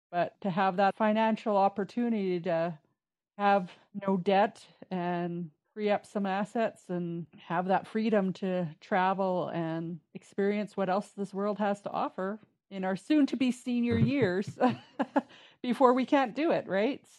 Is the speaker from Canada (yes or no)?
yes; Peace Country, Canada; i'm from the Peace i can't leave and that's okay again, you can always come back and visit. You can always have those memories to share of growing up here in the peace.